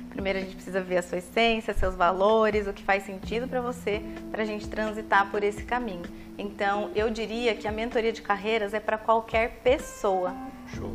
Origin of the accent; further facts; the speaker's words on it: Taubaté, São Paulo, Brazil; accent: caipira R (puxa R); moved away as an adult; now in Santos, Brazil; eu moro aqui há seis anos, mas sou de Taubaté, interior de São Paulo.